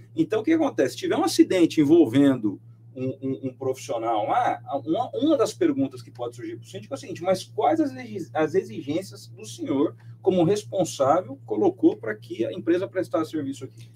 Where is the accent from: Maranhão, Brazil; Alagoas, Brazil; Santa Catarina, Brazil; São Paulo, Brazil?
São Paulo, Brazil; Mogi das Cruzes; Mogi das Cruzes, de onde eu sou